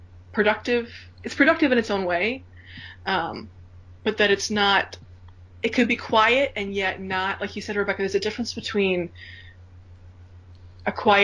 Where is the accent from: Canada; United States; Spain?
United States; Minnesota; I grew up in Minnesota, and I grew up as a part of a very, how shall I put this? A very Scandinavian farmer, work super hard family